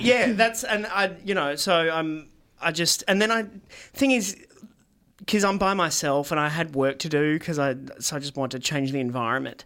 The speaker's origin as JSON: {"language": "English", "country": "Australia", "said": "as an Australian"}